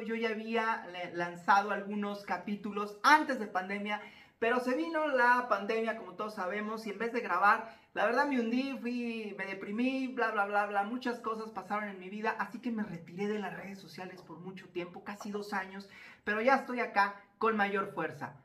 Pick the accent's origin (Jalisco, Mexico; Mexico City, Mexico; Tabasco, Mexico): Jalisco, Mexico; Zapopan; muy cerca del departamento de papás existía, existe un bosque llamado Bosque Los Colomos en Zapopan, Jalisco, acá en México